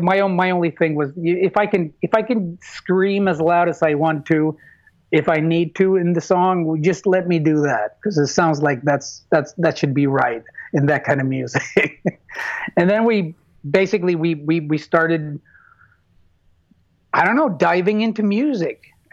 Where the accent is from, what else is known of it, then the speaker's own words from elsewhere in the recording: United States; again, I'm raised American, so competition is a reality.